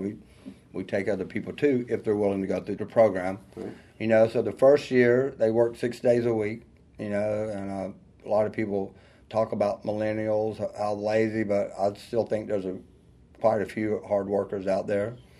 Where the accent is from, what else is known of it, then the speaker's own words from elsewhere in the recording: North Georgia, United States; also born or lived in Atlanta, Georgia; I grew up in North Georgia, you know, and uh, out in the country, actually. I'm definitely a country boy. You can hear from the accent